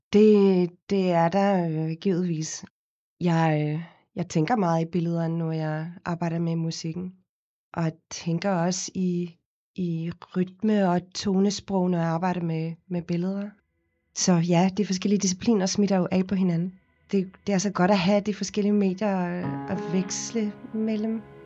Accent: Cape Town, Western Cape, South Africa; Danish is a second language; moved away as an adult; now in Denmark; Jeg kommer oprindeligt fra Kapstaden i Sydafrika, hvor jeg er født og opvokset. Flyttede til Danmark, da jeg var 19 øh, år gammel.

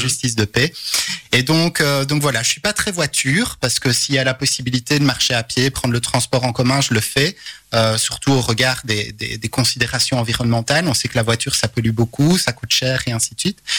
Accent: Charleroi, Wallonia, Belgium; je suis un carolo positif

